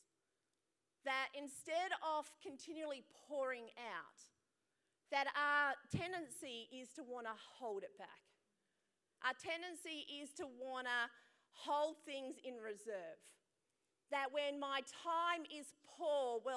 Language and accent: English; Perth, Western Australia, Australia; I was born here in Perth, some of the siblings in India